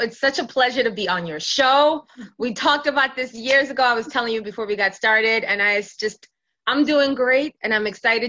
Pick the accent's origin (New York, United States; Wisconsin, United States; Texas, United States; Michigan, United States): New York, United States; New York City; You know, growing up in New York City and Brooklyn, it was really tough reconciling my African background with this new life that I was living. Meaning, like, I came to Brooklyn in the 90s.